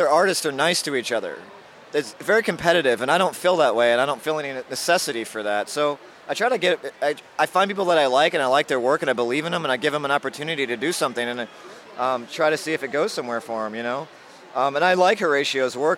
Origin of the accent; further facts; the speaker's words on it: Mississippi, United States; moved away; I grew up in Mississippi